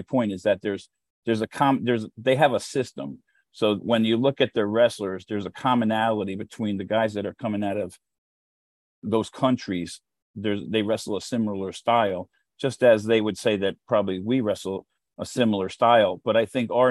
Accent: United States; as an American

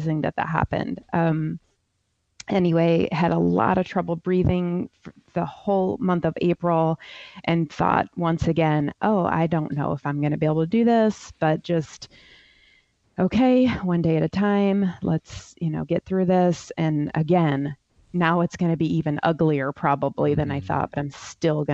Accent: Ohio, United States; now in South Carolina, United States; Where I grew up in Ohio

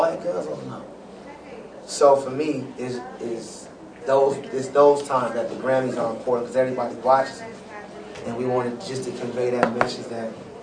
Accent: Los Angeles, California, United States; I come from South Central L.A.

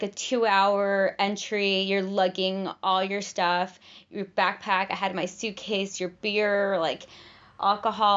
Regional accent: Los Angeles, California, United States; moved away as an adult; I'm from

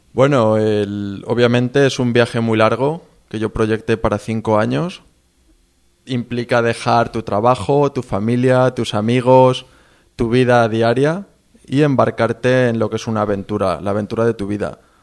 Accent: Spain; moved away; soy de España

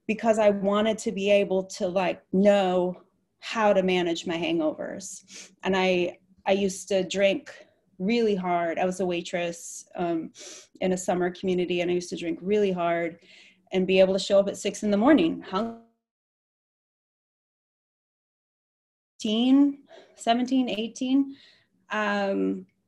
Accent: Michigan, United States; moved away as an adult; I grew up in the Midwest in Michigan

